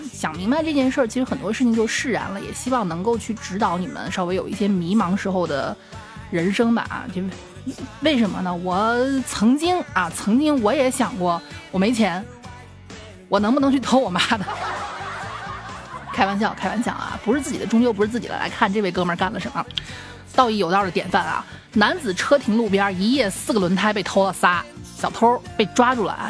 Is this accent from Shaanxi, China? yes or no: yes; Xi'an, Shaanxi, China; 我经常去烧香的那个，我们西安这边的大兴善寺